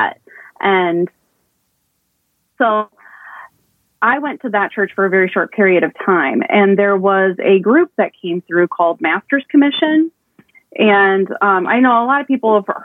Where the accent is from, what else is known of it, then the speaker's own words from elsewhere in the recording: Perrysburg, Ohio, United States; I'm from Perrysburg, Ohio, originally